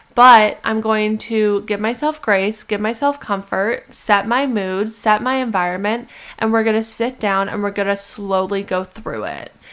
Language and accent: English; Canada; moved away as an adult; I'm a Canadian citizen